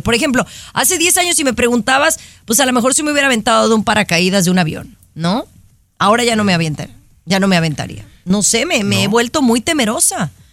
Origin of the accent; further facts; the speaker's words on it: Mexico; now in United States; siendo mexicana